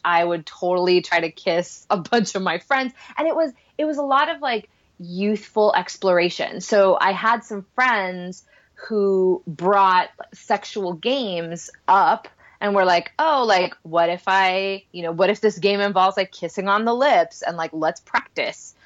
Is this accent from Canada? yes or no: no; Puerto Rico; English is a second language; I grew up in Puerto Rico, so that wasn't our first language